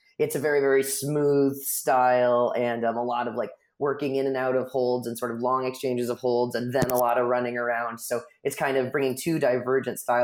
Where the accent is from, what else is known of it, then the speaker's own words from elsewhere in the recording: just south of San Francisco, California, United States; I grew up just south of San Francisco